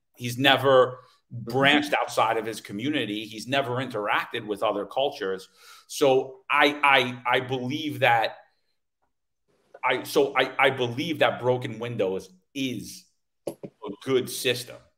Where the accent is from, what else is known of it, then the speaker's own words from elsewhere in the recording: New York City, New York, United States; growing up in New York City